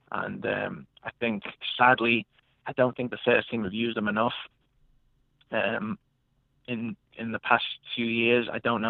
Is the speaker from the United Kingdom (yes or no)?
yes; England, United Kingdom; like we were talking about growing up in England, where you're one in a million of kids who are trying to make it.